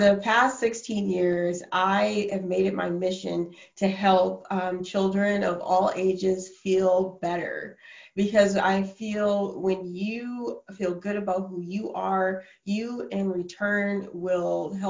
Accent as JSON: {"language": "English", "town": "Minneapolis", "region": "Minnesota", "country": "United States", "also_born_or_lived": "New York City / Oklahoma", "moved": "as an adult", "lives_now": "Canada", "said": "I'm originally from Minneapolis, Minnesota, and I went to the University of Minnesota"}